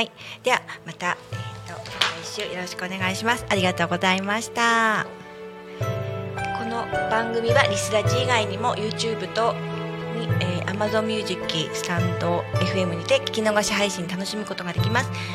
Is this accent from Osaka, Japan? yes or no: no; Tako, Chiba, Japan; moved away as an adult; now in Namegata, Japan; 私あの多古町出身でね多古町育ち